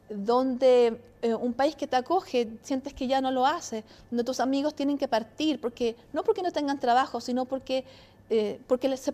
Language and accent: Spanish; Italy; Soy italiana